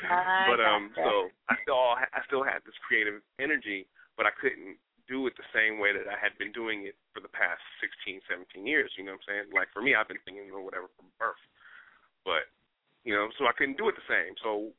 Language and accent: English; Newark, New Jersey, United States; born there; I got East Coast love, man. I was born in New Jersey, baby. Brick City stand up.